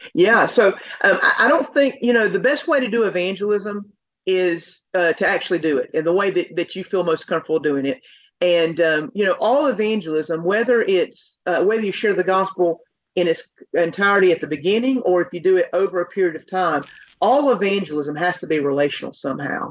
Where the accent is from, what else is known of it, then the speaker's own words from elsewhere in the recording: Asheville, North Carolina, United States; now in Fort Worth, United States; I'm from Asheville, North Carolina area, but reside now in Fort Worth, Texas